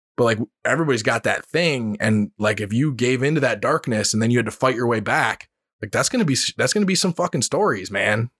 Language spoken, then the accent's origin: English; United States; being an American